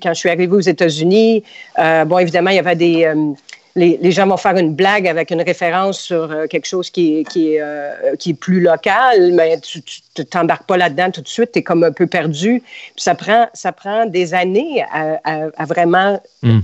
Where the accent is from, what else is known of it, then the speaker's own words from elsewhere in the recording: Montreal, Quebec, Canada; moved away as an adult; now in United States; je suis euh, née, j'ai grandi à Montréal